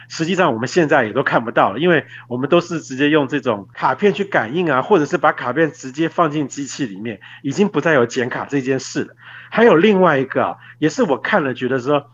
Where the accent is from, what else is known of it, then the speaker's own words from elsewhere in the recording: Taiwan; 我们台湾人啊，应该比较不会看到